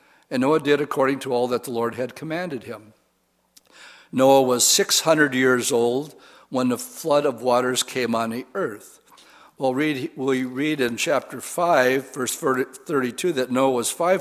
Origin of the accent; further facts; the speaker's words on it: Wisconsin, United States; I said boat, because I'm from Wisconsin